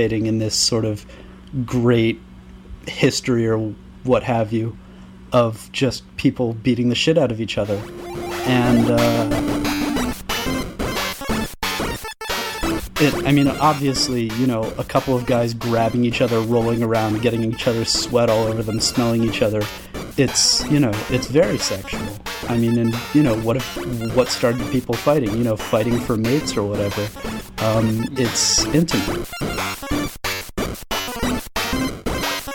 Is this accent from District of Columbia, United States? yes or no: yes; Washington, District of Columbia, United States; now in Philadelphia, United States; originally from D.C., now I'm from Philly